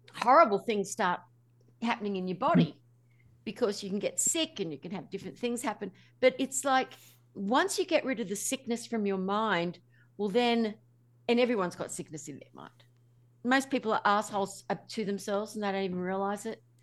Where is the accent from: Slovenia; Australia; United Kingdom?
Australia; I'm Australian